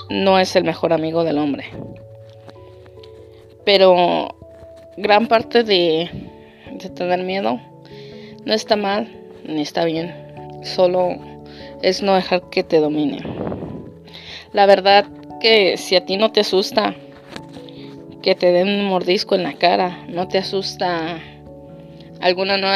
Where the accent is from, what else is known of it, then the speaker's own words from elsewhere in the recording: Guerrero, Mexico; now in Tijuana, Mexico; yo soy del estado de Guerrero y actualmente radico en la ciudad de Tijuana, de Baja California.